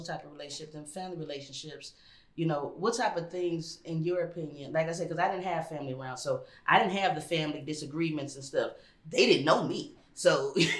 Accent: Los Angeles, California, United States; also born or lived in New York; we moved from New York to Los Angeles when I was 3.

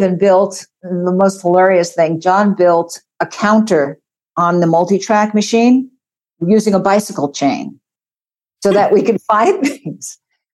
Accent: New York area, United States; moved away as an adult; also born or lived in San Francisco; now in Los Angeles, United States; I grew up in the New York area

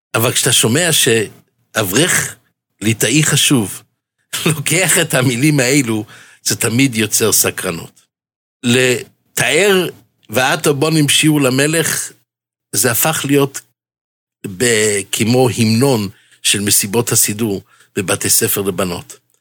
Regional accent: Jerusalem, Jerusalem District, Israel; בילדותי גדלתי בשערי חסד

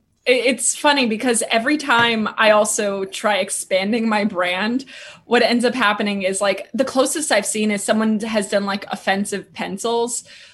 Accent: Clifton, New Jersey, United States; moved away as an adult; now in New York, United States; I've spent the last decade here in New York. I grew up in New Jersey, but I'm ashamed

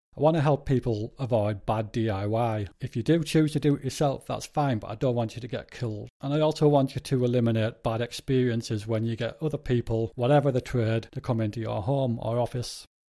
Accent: Spennymoor, North East England, United Kingdom; moved away as an adult; also born or lived in Darlington; now in Leeds, United Kingdom; I was born in Darlington, and I lived most of my life in Spennymoor, a little place in between Durham and Darlington.

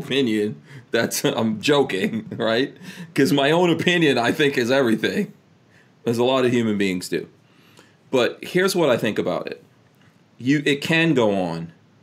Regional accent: New York City, New York, United States; now in Gainesville, United States; I grew up in New York City when it was like all crack

